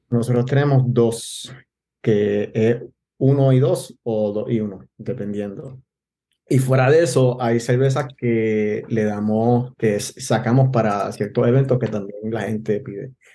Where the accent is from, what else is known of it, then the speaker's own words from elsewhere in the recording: Gurabo, Puerto Rico; moved away as an adult; also born or lived in Bayamón, Puerto Rico / Vega Baja, Puerto Rico / Mayagüez, Puerto Rico; now in Ashburn, United States; Yo nací en Bayamón, eh, me crié entre Bonao, Tobalta y, y Gurabo.